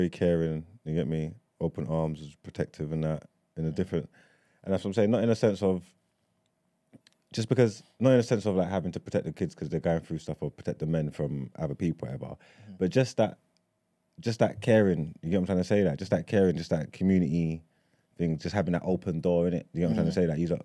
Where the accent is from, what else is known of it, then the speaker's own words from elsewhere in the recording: London, United Kingdom; growing up in East London